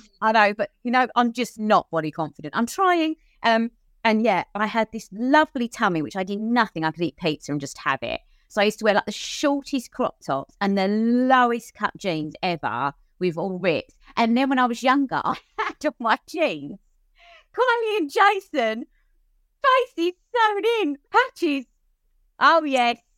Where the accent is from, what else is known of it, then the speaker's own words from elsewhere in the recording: Cheshunt, East of England, United Kingdom; I grew up in Hertfordshire, Cheshunt in Hertfordshire.